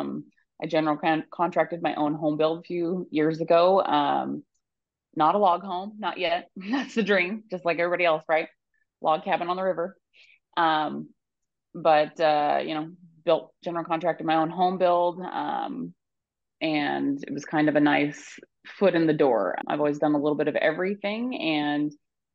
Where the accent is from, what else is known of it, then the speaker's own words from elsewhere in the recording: Bonners Ferry, Idaho, United States; I grew up in Bonner's Ferry